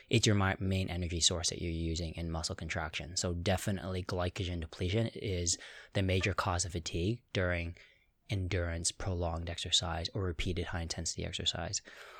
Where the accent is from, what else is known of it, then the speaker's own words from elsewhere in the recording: Toronto, Ontario, Canada; Toronto originally